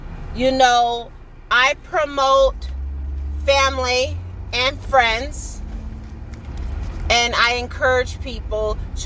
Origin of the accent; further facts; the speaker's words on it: California, United States; I am from California